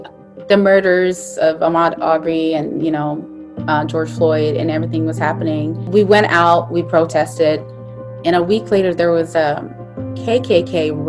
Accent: Syria; also born or lived in Saudi Arabia; my parents were born and raised in Somalia, and I was born in Saudi Arabia and then moved to Syria.

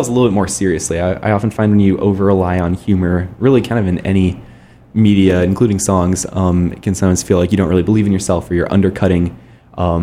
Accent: Palo Alto, California, United States; also born or lived in Minnesota; I'm originally from Palo Alto, born in Stanford Hospital. So I grew up in the Bay Area.

